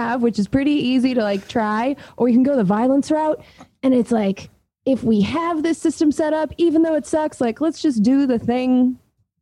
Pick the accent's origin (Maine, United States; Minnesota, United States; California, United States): California, United States; Southern; now in Oakland, United States; my hometown down in Southern California